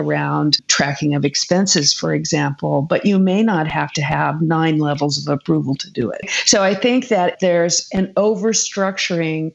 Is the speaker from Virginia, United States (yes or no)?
no; California, United States; I'm a Californian